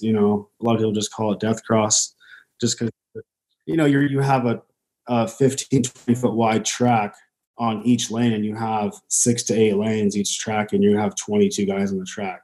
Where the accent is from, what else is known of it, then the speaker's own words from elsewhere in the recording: Temecula, California, United States; now in Boise, United States; I grew up in uh, California, right around Riverside area, Temecula, kind of bounced through my whole life